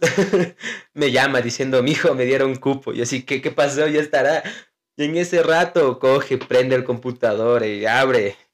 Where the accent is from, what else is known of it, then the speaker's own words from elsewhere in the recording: Ecuador; como somos del Ecuador